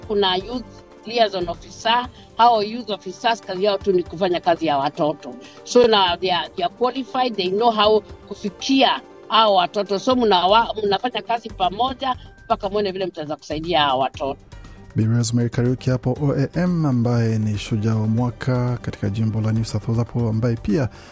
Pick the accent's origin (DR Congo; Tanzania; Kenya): Kenya; now in Bathurst, Australia; mi natoka Kenya